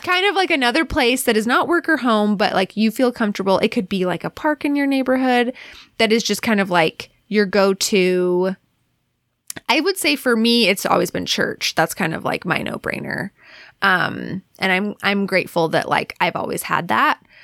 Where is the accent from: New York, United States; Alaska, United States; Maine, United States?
Alaska, United States; moved away; also born or lived in Cleveland / Utah; growing up in Alaska